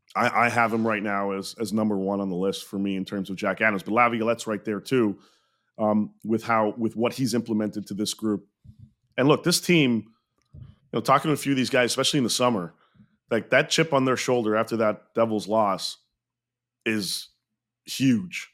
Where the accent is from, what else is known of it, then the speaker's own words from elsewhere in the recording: Montreal, Quebec, Canada; I grew up in Montreal, was born there